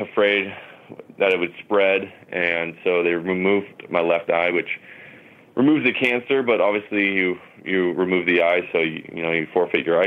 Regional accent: Huntington Beach, California, United States; I was born in Huntington Beach, California, and I was raised here, been here ever since

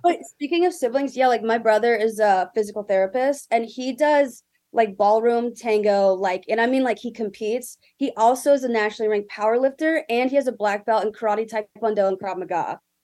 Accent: Greenville, South Carolina, United States; moved away as an adult; also born or lived in Philadelphia, Pennsylvania / Virginia; now in California, United States; I'm from Greenville, South Carolina, which is right next to Clemson

